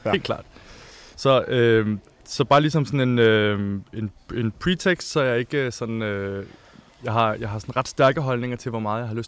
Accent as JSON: {"language": "Danish", "town": "Copenhagen", "region": "Capital Region of Denmark", "country": "Denmark", "tie": "born or raised there", "moved": "as an adult", "lives_now": "Berlin, Germany", "said": "jeg er øh, født og opvokset i København"}